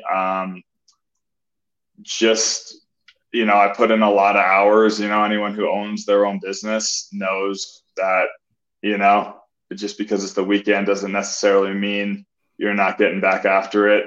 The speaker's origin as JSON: {"language": "English", "town": "Colorado Springs", "region": "Colorado", "country": "United States", "tie": "born or raised there", "said": "I grew up in Colorado Springs"}